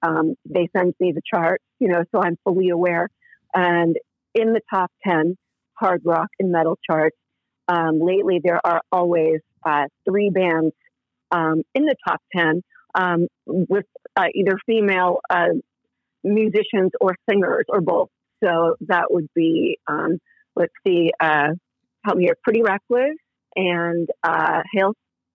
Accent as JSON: {"language": "English", "region": "Massachusetts", "country": "United States", "said": "I'm also from Massachusetts. You know, I grew up."}